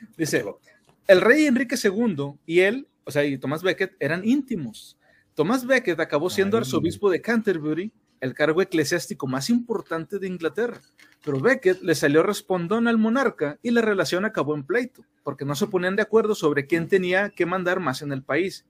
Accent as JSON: {"language": "Spanish", "country": "Mexico", "said": "somos mexicanos"}